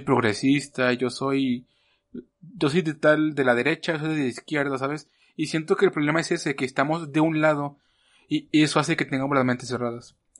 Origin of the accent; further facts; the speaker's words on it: Mexico; como mexicanos